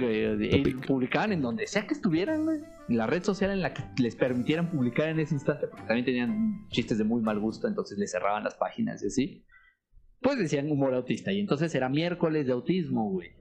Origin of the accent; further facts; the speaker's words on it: Mexico; como buen mexicano